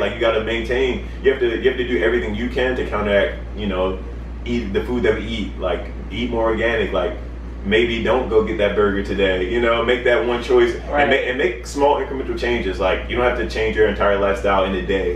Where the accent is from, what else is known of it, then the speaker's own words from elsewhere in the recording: Baltimore, Maryland, United States; moved away; I'm originally from Baltimore, Maryland